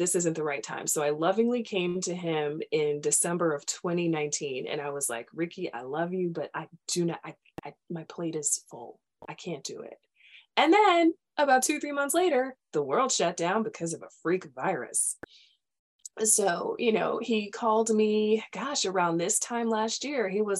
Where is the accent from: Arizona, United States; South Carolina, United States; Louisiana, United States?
South Carolina, United States; Charleston; being from Charleston, I'm from Charleston. My mother is from downtown. My dad is from West Ashley. So I'm really from Charleston.